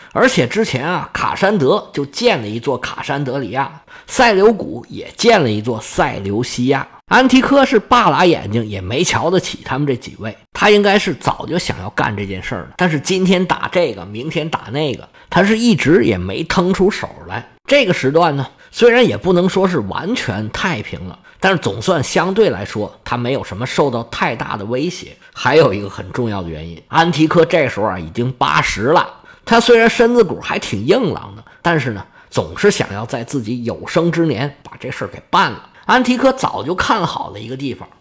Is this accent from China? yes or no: yes; China; 我们中国人